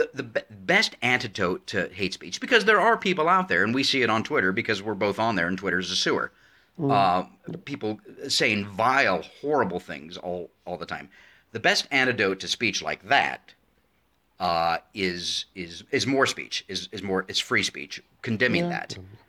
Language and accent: English; United States; especially for me as an American who very much believes in free speech, because it is part of our constitution.